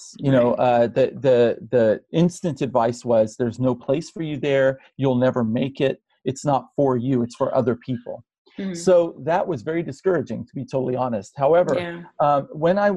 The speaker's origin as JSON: {"language": "English", "country": "United States", "said": "Arab Americans"}